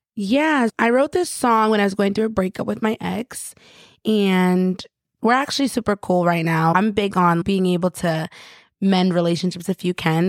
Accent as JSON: {"language": "English", "town": "Rochester", "region": "New York", "country": "United States", "tie": "born or raised there", "also_born_or_lived": "Long Island, New York", "moved": "as an adult", "said": "I grew up in Rochester, and it was the suburbs and stuff."}